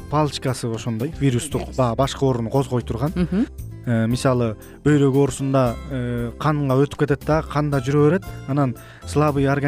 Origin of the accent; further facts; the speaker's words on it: Tong District, Issyk-Kul Region, Kyrgyzstan; moved away; туулуп өскөн ысык көл областынын тоң районуна да салам айтып кетейин